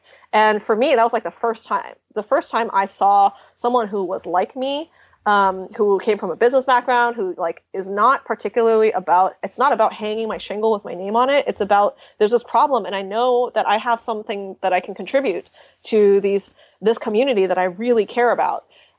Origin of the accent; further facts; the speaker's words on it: United States; So I'm Chinese American.